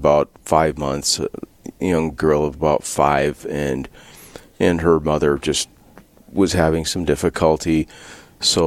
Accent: Bismarck, North Dakota, United States; now in Dickinson, United States; I was born and raised in Bismarck, North Dakota, and I lived through my high school years there

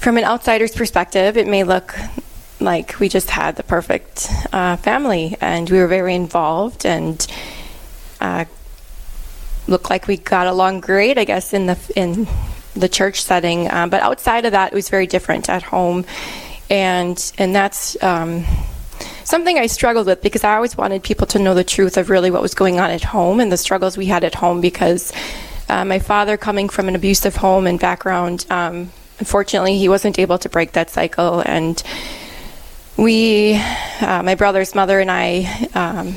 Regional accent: Milwaukee, Wisconsin, United States; moved away as an adult; now in Cook, United States; I'm originally from Milwaukee, Wisconsin, and I live here now in Cook, Minnesota

